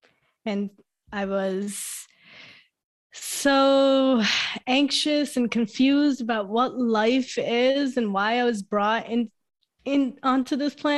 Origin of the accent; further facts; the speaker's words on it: Brooklyn, New York, United States; born there; So I was born in New York, Brooklyn, New York, 1991.